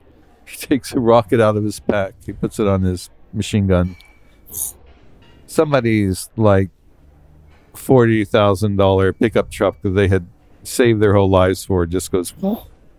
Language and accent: English; Beirut, Beirut Governorate, Lebanon; I said, I'm a Newsweek correspondent. I'm from Beirut.